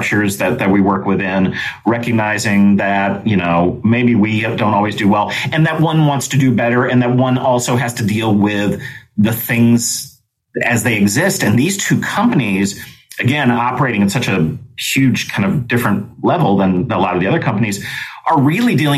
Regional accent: Chicago, Illinois, United States; I live in Chicago, Illinois, and I have basically my whole life

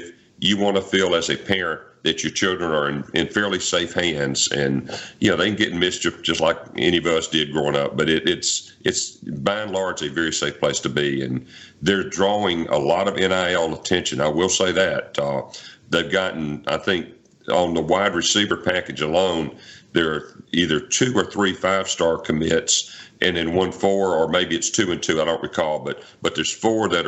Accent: Alabama, United States; now in Mississippi, United States; I grew up in Alabama

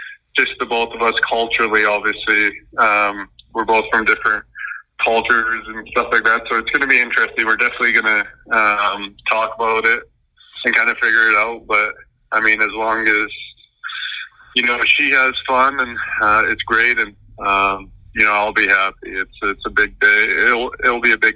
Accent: Vancouver, British Columbia, Canada; now in Chicago, United States; growing up in Vancouver

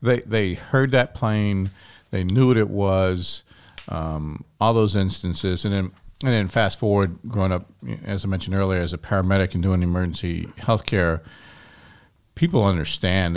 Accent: Kenner, Louisiana, United States; growing up in Kenner. That was my senior year of high school. And I grew up in Our Lady Perpetual Help Parish

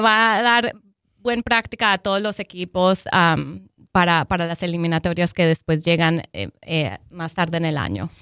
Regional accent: Colombia

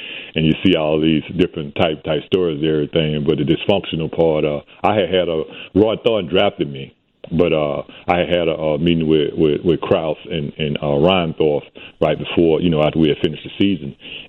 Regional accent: Alabama, United States; moved away as an adult; I was traveling back to my hometown, Alabama.

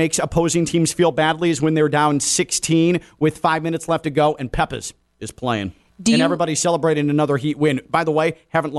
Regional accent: Chicago, Illinois, United States; now in South Florida, United States; I grew up in Chicago as a White Sox fan

